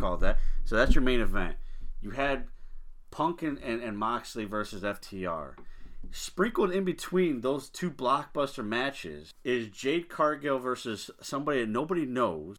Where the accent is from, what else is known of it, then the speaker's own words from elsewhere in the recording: Chicago, Illinois, United States; being a Chicagoan